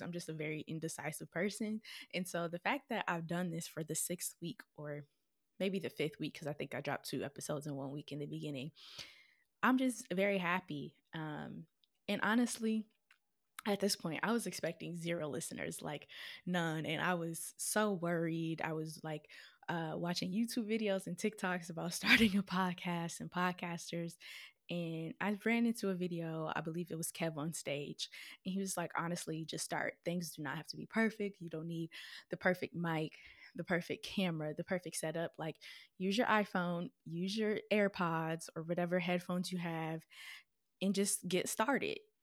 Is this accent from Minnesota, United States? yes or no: yes; Minnesota, United States; moved away as an adult; also born or lived in Florida / South Carolina / Missouri; now in Detroit, United States; I was born and raised in Minnesota.